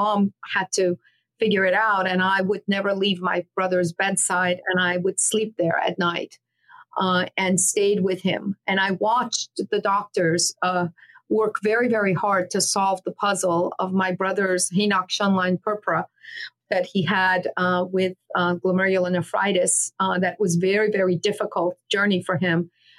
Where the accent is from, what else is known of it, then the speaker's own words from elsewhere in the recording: Queens, New York, United States; here I grew up in Queens, the rest of my time in Fresh Meadows.